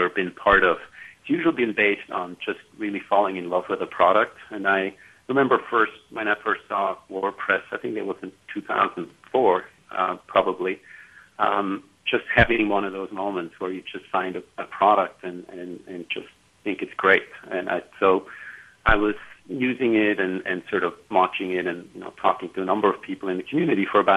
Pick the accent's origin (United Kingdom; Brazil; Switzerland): Switzerland; moved away as an adult; also born or lived in California; I grew up in Switzerland. And I moved to California when I was 19